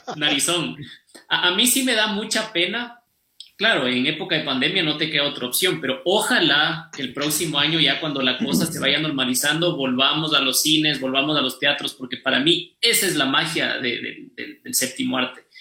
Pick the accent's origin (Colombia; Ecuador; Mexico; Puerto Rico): Ecuador; el Poli, el banco y yo somos ecuatorianos